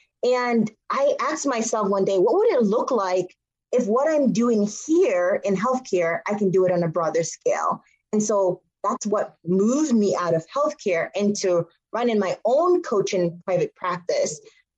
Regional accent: Montego Bay, Jamaica; also born or lived in Boston / Florida; now in Woodstock, Connecticut, United States; I was born in a small town in Montego Bay in Jamaica. Now I live in Woodstock, Connecticut. So I live in rural Connecticut. It reminds me a lot of where I grew up in Jamaica. So there's lots of farmland, lots of cows

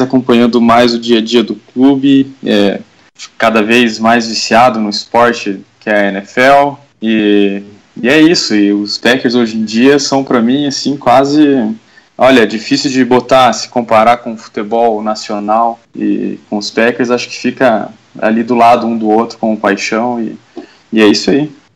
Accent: Curitiba, Paraná, Brazil; sou aqui de Curitiba

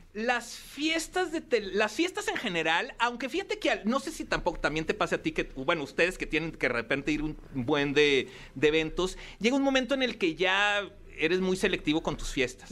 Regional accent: Torreón, Coahuila, Mexico; also born or lived in Piedras Negras; yo soy de Torreón

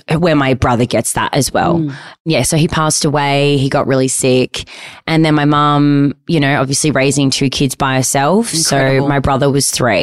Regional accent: Malvern, Victoria, Australia; we grew up in Malvern

